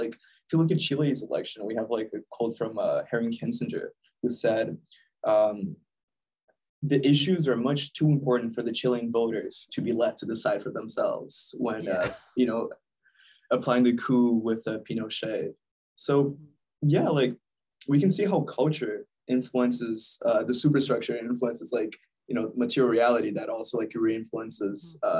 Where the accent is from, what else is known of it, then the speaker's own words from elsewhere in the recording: Brazil; moved away; I grew up in Brazil